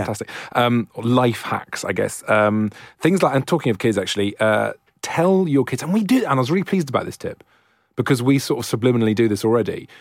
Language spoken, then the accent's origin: English; Wales, United Kingdom; I'm Welsh